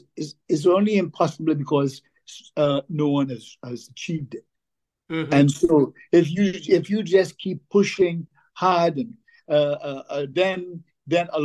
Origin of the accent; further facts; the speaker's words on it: St. James, Port of Spain, Trinidad & Tobago; We grew up in St. James